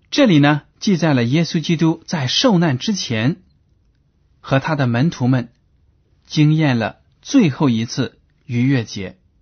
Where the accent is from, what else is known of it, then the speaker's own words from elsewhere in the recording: China; 我们中国人